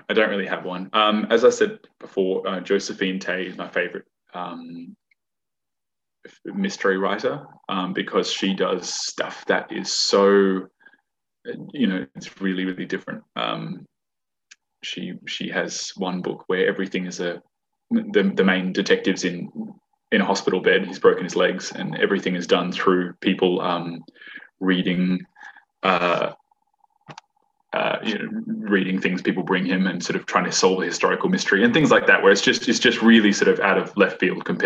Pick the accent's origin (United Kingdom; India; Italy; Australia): Australia; Perth, Western Australia; also born or lived in Fremantle, Australia / Narrogin, Australia; I grew up in Perth.